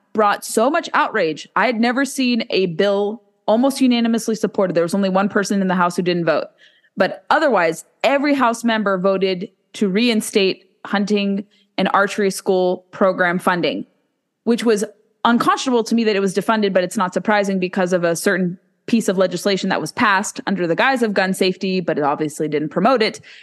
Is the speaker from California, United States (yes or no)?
yes; California, United States; now in Virginia, United States; I have people in my home state of California